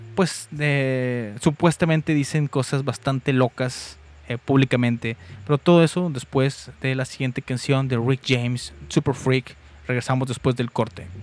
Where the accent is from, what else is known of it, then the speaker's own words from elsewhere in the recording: Mexico; aquí en mi amadísimo México